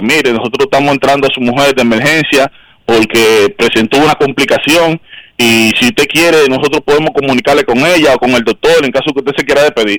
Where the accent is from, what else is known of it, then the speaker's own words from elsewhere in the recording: Dominican Republic; moved away as an adult; now in United States; Yo nací en República Dominicana el 20 de octubre de 1980. Yo viví en República Dominicana los primeros 30 años de mi vida